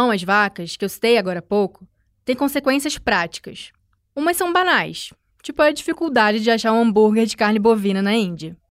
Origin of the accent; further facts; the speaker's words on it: Rio de Janeiro, Brazil; olha, que eu venho do Rio de Janeiro.